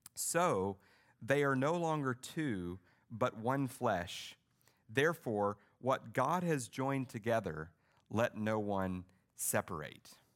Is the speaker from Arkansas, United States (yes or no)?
yes; Arkansas, United States; I was raised in Arkansas in a, in a Baptist church